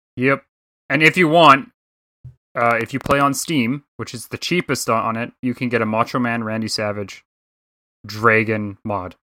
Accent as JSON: {"language": "English", "country": "Canada", "said": "I'm just a Canadian guy up here"}